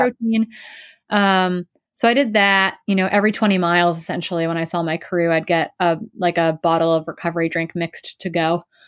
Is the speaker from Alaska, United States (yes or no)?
no; Wisconsin, United States; I grew up in Wisconsin